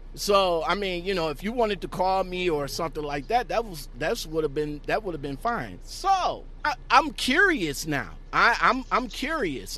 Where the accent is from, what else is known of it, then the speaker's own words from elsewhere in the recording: Ohio, United States; it's from my hometown of Ohio